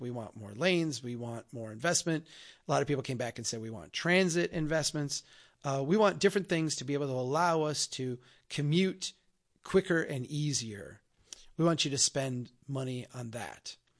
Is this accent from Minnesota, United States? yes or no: yes; Brainerd, Minnesota, United States; My hometown here of Brainerd, Minnesota